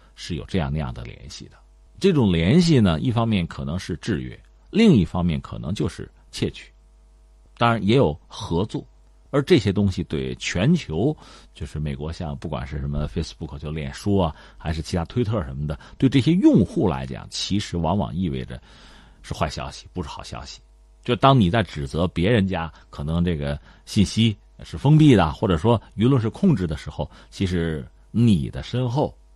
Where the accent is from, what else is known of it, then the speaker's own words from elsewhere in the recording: China; 包括我们中国人在内啊